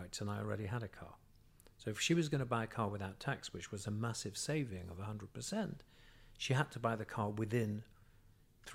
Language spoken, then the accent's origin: English; Manchester, North West England, United Kingdom; moved away as an adult; now in Israel; I'm from Manchester in England.